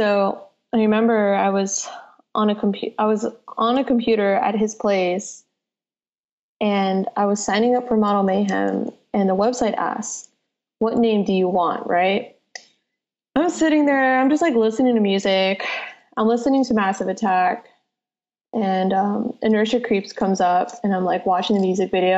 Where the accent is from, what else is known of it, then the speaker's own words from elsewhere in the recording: San Jose, California, United States; also born or lived in Santa Clara / Central Valley / San Francisco; I was born in Santa Clara and had lived in San Jose for much of my life. And then my mom decided to move us to the Central Valley where housing is cheaper